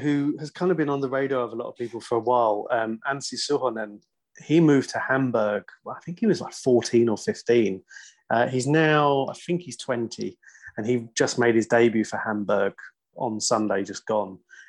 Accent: England, United Kingdom; now in Finland; we look back on the growing up in England in that era, in the 90s

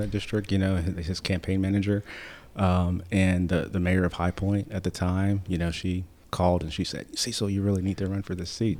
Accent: High Point, North Carolina, United States; I was born and raised in High Point

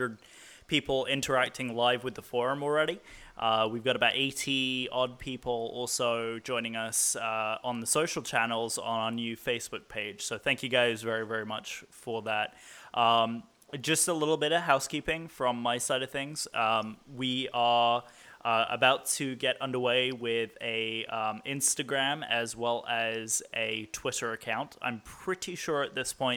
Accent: England, United Kingdom; I'm the English guy

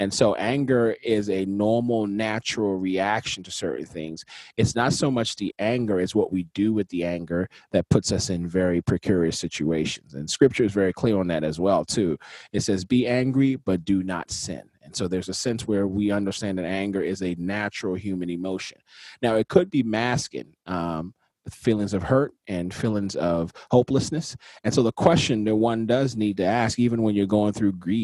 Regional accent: Nigeria; for me as a Nigerian, our cultural context doesn't really move into anger as much

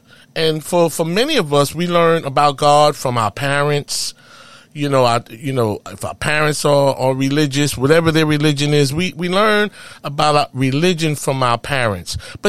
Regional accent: New York City, New York, United States; In Harlem, USA.

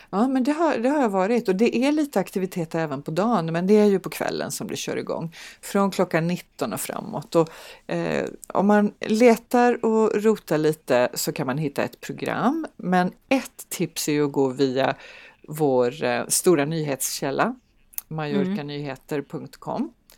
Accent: Kalmar, Kalmar County, Sweden; Nu kommer jag ju från Kalmar så jag är ju lite specialist på det här med diftonger

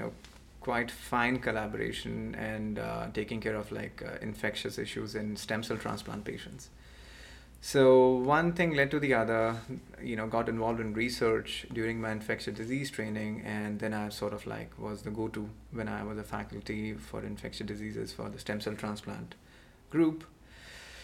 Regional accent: India; moved away as an adult; also born or lived in Pennsylvania / Gainesville, Florida; now in United States; I'm originally from India, and that's where I did my

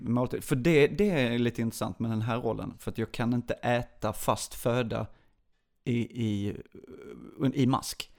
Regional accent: Lund, Skåne, Sweden; also born or lived in Burlöv / Åkarp / United States; jag är från Lund

